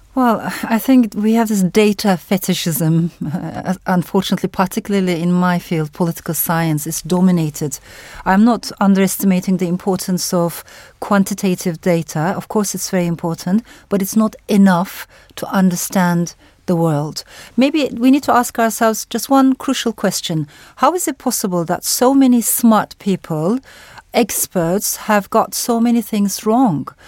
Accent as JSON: {"language": "English", "country": "Turkey", "also_born_or_lived": "Strasbourg, France", "said": "I come from Turkey"}